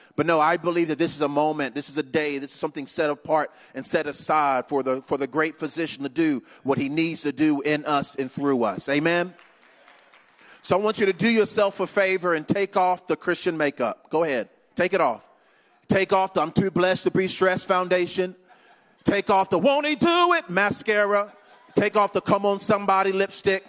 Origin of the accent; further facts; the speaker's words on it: Eden, North Carolina, United States; now in DeLand, United States; grew up in a little bitty town called Eden, North Carolina